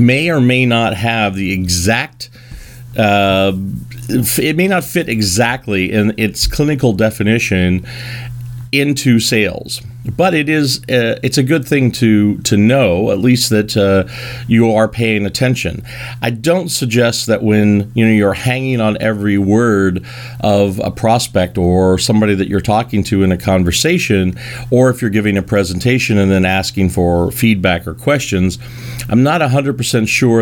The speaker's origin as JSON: {"language": "English", "region": "Kentucky", "country": "United States", "said": "I am from Kentucky"}